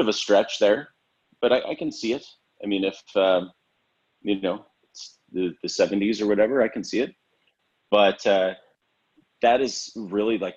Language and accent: English; Western Canada, Canada; I'm from Western Canada